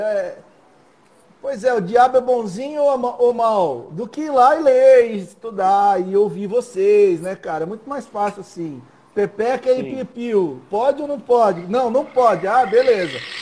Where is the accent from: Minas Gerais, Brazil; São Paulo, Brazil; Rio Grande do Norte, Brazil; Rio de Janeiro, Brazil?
São Paulo, Brazil; Cordeirópolis; Eu cresci em Coimbeirópolis, pertinho aí